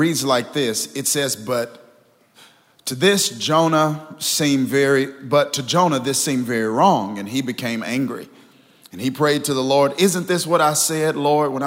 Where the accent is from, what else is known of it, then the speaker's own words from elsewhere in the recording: Kilmichael, Mississippi, United States; moved away as an adult; now in New Jersey, United States; I'm from Kilmichael, Mississippi